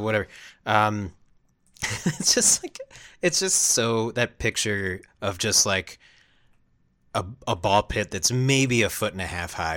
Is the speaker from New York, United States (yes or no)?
yes; Long Island, New York, United States; I grew up in Long Island, New York